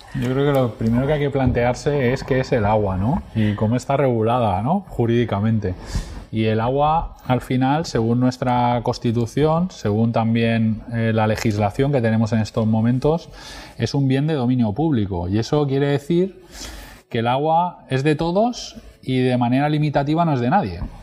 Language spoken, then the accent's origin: Spanish; Marina Baixa, Valencian Community, Spain; vengo de una zona especialmente turística y, y en una zona hospitalaria con una presión asistencial brutal, que es la zona de la Marina Baixa